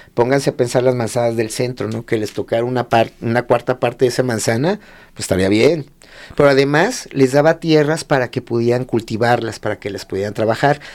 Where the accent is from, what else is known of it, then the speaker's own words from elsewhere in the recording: Lagos de Moreno, Jalisco, Mexico; soy de Lagos de Moreno, Jalisco